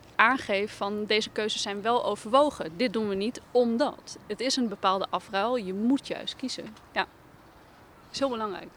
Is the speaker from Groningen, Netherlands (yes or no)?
yes; Groningen, Netherlands; we voelen ons, eh, ons als Groningers eh, prima thuis in de wijk